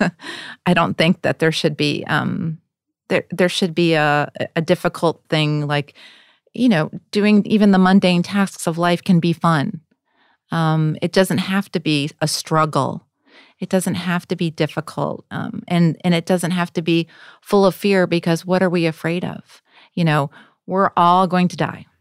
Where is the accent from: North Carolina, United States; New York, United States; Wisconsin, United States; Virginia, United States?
Wisconsin, United States; in a white middle class family in Wisconsin